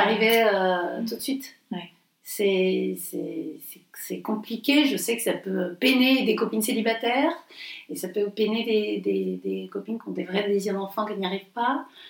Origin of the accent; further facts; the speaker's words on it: Montpellier, Occitania, France; moved away; on est provincial, on est de Montpellier